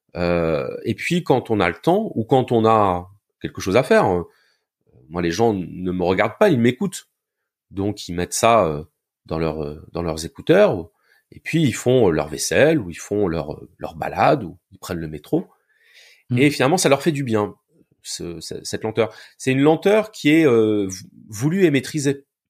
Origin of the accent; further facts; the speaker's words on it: Béziers, Occitania, France; moved away as an adult; now in Montpellier, France; je suis né à Béziers, dans le sud de la France. Et euh, je vis à Montpellier maintenant depuis euh, bientôt 20 ans